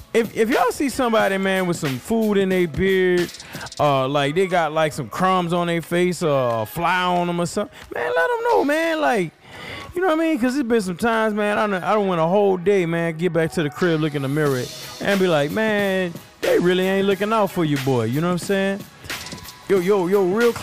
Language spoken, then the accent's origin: English; New Orleans, Louisiana, United States; I'm from New Orleans, and in New Orleans we have like a lazy tongue, like a lazy mouth